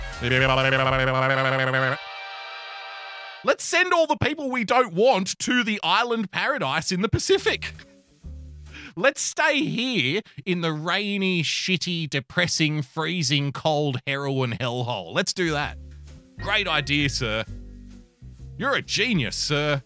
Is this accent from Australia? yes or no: yes; Australia; being an Australian